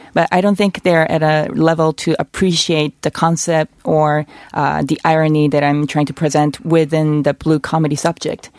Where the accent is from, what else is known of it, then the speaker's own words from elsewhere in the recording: South Korea; a female Korean woman